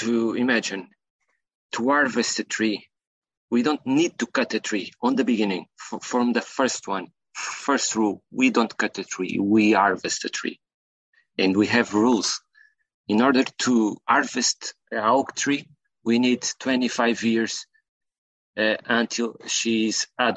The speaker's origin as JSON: {"language": "English", "country": "Portugal", "said": "I'm from Portugal"}